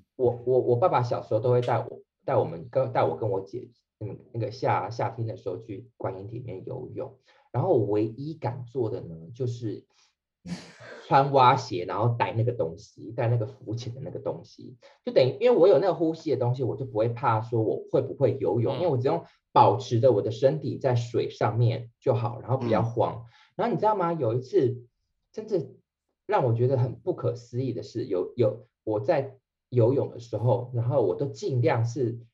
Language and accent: Chinese; Penghu County, Taiwan; 你们知道我是澎湖人嘛